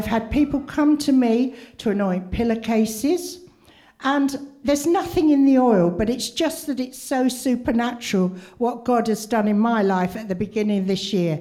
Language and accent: English; Wales, United Kingdom; I came from Wales